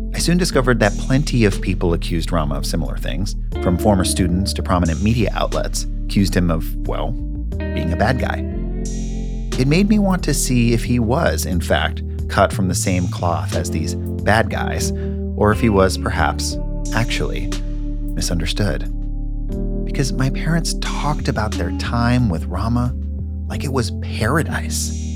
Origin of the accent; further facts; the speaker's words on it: Northern California, United States; I was a 15 year old kid living in Northern California with my parents